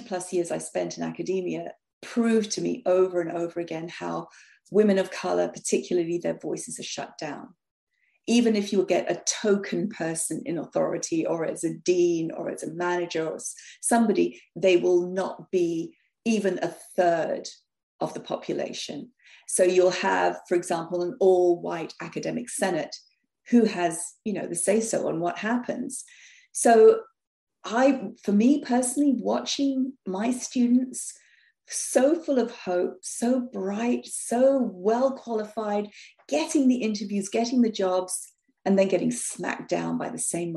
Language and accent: English; London, United Kingdom; moved away; as a child growing up in North London, we were the only quote unquote Indian family